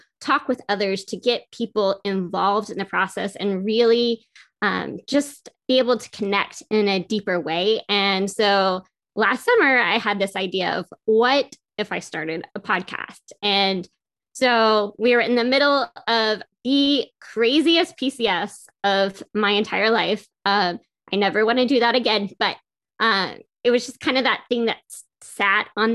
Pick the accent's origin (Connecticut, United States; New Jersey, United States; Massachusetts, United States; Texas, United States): Texas, United States; Carrollton; moved away; I'm from Carrollton